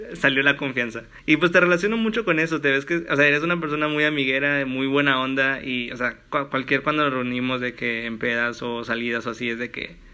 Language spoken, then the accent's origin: Spanish; Matamoros, Tamaulipas, Mexico; moved away; also born or lived in Monterrey; yo pues soy de Matamoros